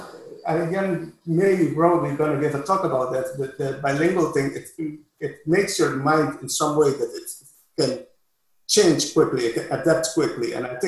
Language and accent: English; Curaçao; English is a second language